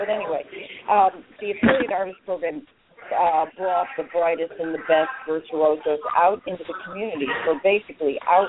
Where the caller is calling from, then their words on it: Dubuque, Iowa, United States; I am calling from Dubuque, Iowa, and this is a residency that I have done three times before